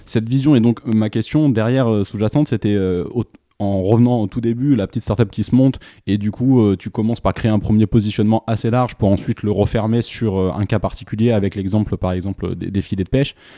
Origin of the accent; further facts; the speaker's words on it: France; en tant que Français